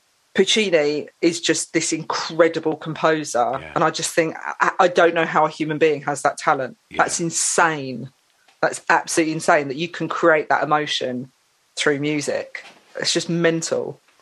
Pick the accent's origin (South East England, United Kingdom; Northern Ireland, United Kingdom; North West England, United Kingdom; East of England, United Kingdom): East of England, United Kingdom; Saffron Walden; I grew up in Essex. Okay. I grew up in Saffron Walden. And I grew up in a household which was very mixed musically.